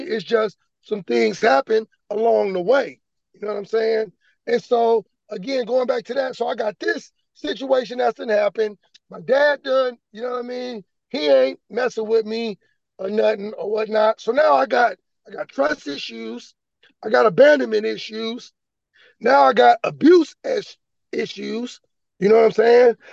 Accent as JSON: {"language": "English", "town": "Vallejo", "region": "California", "country": "United States", "tie": "born or raised there", "also_born_or_lived": "Sacramento", "said": "So I'm living in Palisades, growing up in South Vallejo"}